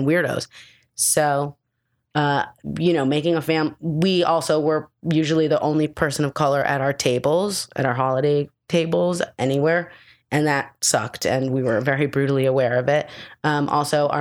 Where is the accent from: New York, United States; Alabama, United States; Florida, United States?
New York, United States; New York City; I was raised in Gramercy Park on 21st Street